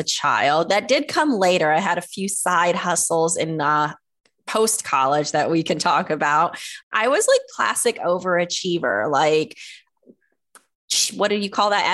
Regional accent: Fayetteville, North Carolina, United States; I am from Fayetteville, North Carolina, which is a military community right outside of Fort Bragg

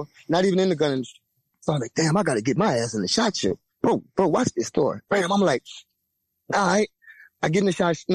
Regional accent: Louisiana, United States; I'm from Louisiana, man. We do straight talk. We that's how we talk, straight up.

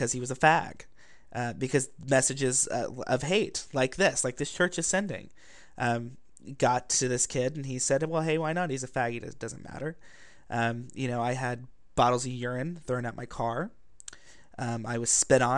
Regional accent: Ohio, United States; now in Walnut Creek, United States; I grew up in Ohio, in the Bible Belt

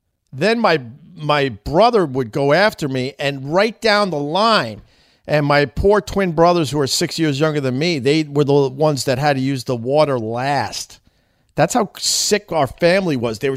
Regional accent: Centerport, New York, United States; I'm from Centerport, Long Island, which is a very religious little town

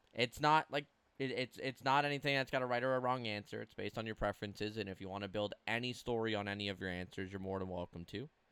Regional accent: Canada; I'm as Canadian as they come when it comes to the cold

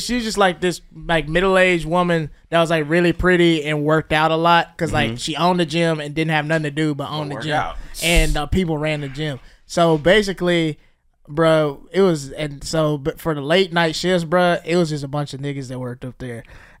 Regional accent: Mississippi, United States; I started working at a gym in my hometown. The gym that does not exist anymore, but it was a chain. There was a chain of gyms in Mississippi in my area called the Courthouse.

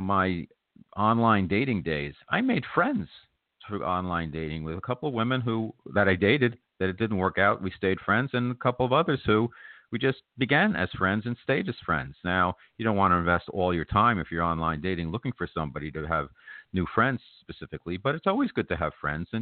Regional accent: New York, United States; as a New Yorker

